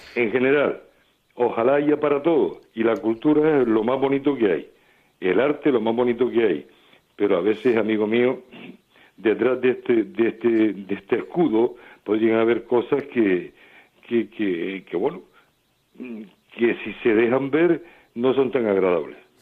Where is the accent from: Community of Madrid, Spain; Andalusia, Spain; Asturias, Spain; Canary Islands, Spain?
Canary Islands, Spain; en mi tierra